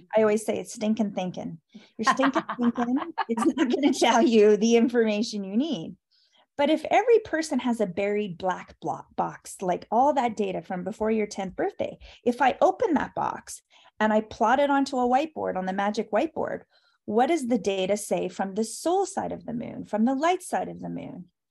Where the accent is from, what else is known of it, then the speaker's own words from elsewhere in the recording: Canada; I'm Canadian